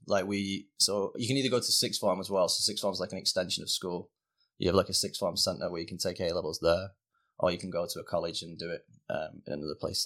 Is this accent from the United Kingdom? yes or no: yes; Rochdale, North West England, United Kingdom; moved away as an adult; now in Canada; I actually grew up in, uh, a little village called Norden, so it's about twelve miles outside of Manchester city centre.